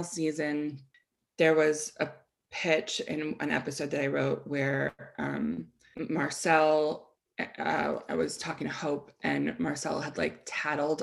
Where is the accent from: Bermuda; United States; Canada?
United States; also born or lived in Boulder; I grew up in the United States